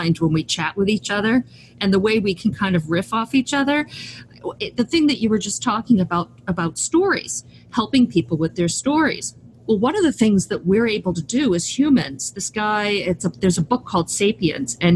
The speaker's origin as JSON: {"language": "English", "country": "United States", "said": "as an American"}